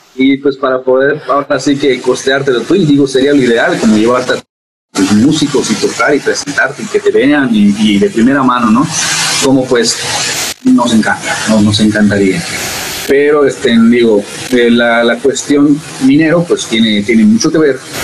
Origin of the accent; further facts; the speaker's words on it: Mérida, Yucatán, Mexico; Yo soy de Mérida, Yucatán, hasta las lejanas tierras del sur.